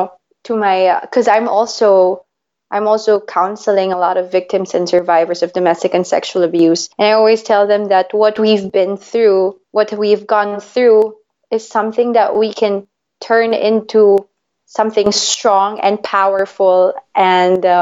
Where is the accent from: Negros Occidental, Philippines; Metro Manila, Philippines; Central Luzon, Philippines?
Metro Manila, Philippines; Manila; now in Switzerland; I was born and raised in Manila, Philippines, and now I am based in Switzerland.